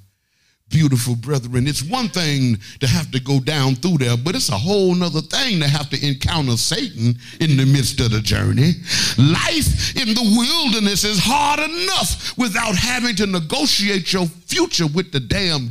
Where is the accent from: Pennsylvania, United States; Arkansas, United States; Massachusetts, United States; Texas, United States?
Arkansas, United States; now in Atlanta, United States; I'm really from Arkansas. I'm from the only state that's in the Bible